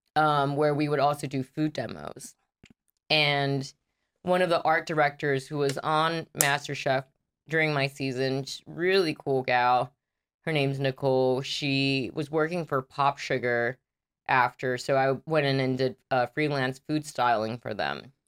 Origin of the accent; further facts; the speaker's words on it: Big Island, Hawaii, United States; moved away as an adult; now in Los Angeles, United States; I'm from a big island